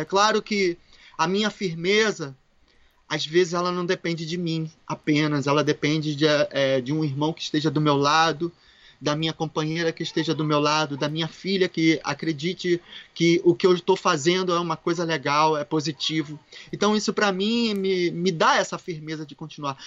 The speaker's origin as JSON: {"language": "Portuguese", "region": "Rio de Janeiro", "country": "Brazil", "tie": "born or raised there", "moved": "yes", "said": "Carioquinha, não da gema, porque meus pais são mineiros. Minha, minha mãe é de ah. Minas, meu pai é de Minas e eu sou carioca"}